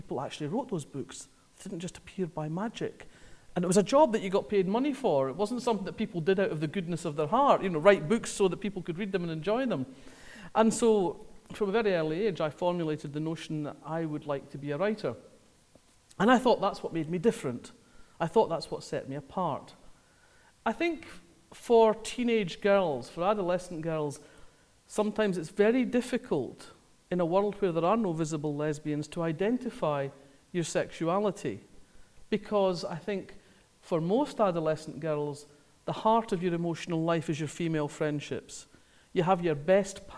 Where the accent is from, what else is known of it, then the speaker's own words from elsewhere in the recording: Scotland, United Kingdom; I grew up in Scotland, as you can probably tell